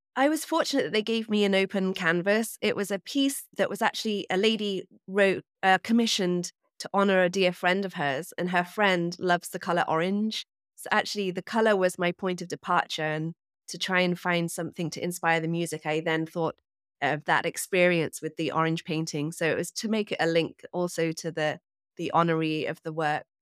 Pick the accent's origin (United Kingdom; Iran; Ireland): United Kingdom; England; also born or lived in New York; now in Hudson Valley, United States; I am from England, as you can probably hear, but I live in New York, and I recently actually moved away from the city up to the Hudson Valley